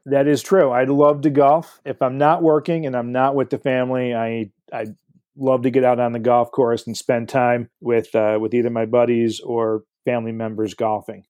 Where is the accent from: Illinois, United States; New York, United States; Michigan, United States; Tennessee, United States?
Michigan, United States; Livonia; I grew up in uh, Livonia, Michigan